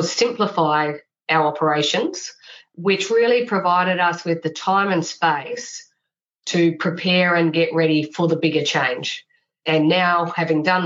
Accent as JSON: {"language": "English", "country": "Australia", "tie": "born or raised there", "moved": "as an adult", "lives_now": "New Zealand", "said": "I grew up in Australia, but I have a lot of family here as well"}